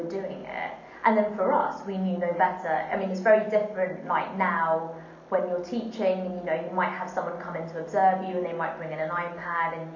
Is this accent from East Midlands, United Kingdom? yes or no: no; Wembley, London, United Kingdom; where I grew up in Wembley